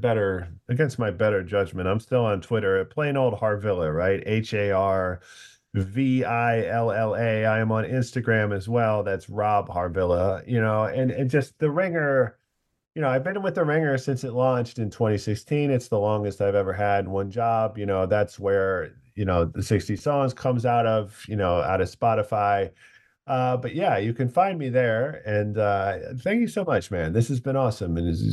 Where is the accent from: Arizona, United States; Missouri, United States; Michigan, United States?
Missouri, United States; Eureka; also born or lived in Cleveland; I was born in Cleveland, but my parents moved to Eureka. I was like 3 or 4